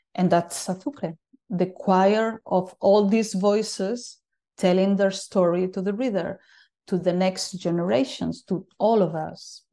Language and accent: English; A Coruña, Galicia, Spain; moved away as an adult; also born or lived in Berlin; I'm living in my hometown again